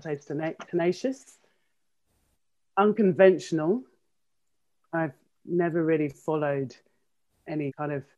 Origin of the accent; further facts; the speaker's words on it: London, United Kingdom; moved away as an adult; now in Kent, United Kingdom; born and bred in South London, Lewisham girl.